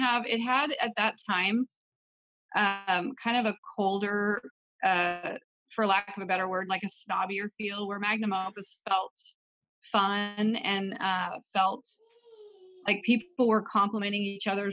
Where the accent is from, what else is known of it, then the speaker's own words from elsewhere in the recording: Portland, Oregon, United States; I am from Portland